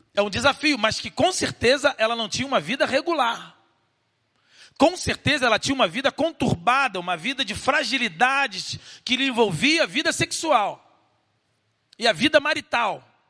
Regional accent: Rio de Janeiro, Brazil; Vim do Rio de Janeiro, nascido lá em Realengo

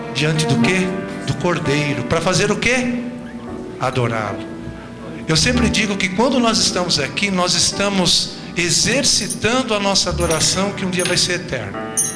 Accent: Brazil; como brasileiros

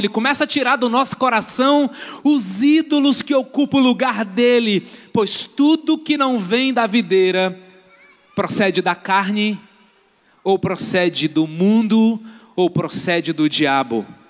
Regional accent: Brazil; muitos de nós somos brasileiros

